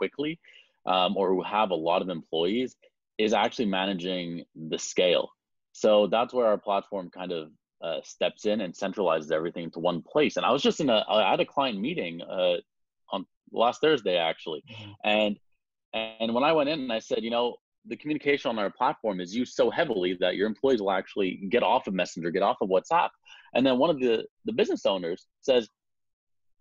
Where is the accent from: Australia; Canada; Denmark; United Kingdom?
Canada; Montreal, Quebec; I'm from Montreal